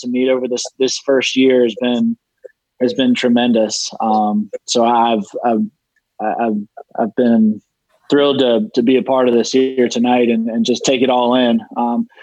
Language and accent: English; Charlotte, North Carolina, United States; growing up in Charlotte, North Carolina